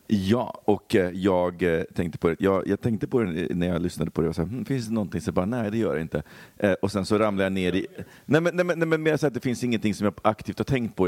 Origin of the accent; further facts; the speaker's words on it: Poland; now in Sweden; min barndom i Polen så var det ju så när jag växte upp